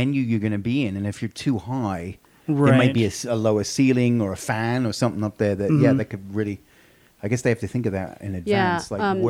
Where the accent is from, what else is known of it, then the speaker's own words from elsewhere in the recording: Australia; moved away; I'm thinking I would have to represent my home country, so I'd have to be sort of a platypus